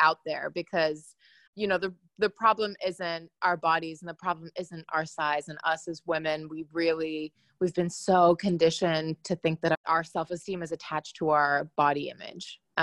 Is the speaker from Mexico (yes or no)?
no; Hong Kong; I grew up in Hong Kong, and I grew up as I was the fat kid in the class